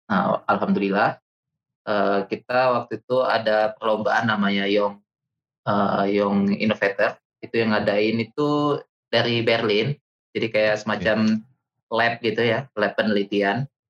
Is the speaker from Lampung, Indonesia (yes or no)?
yes; Bandar Lampung, Lampung, Indonesia; now in Bandung, Indonesia; Kalau saya kecil sampai SMA itu saya di Lampung, di Bandar Lampung, terus kuliah di oh, Bandung sampai sekarang